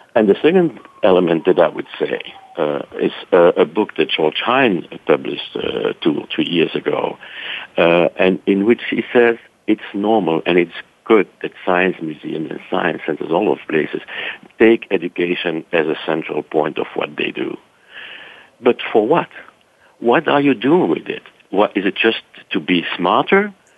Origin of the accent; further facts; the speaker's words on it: Brussels, Brussels-Capital Region, Belgium; moved away; my accent is not really from Texas, so I'm originally from Brussels, Belgium.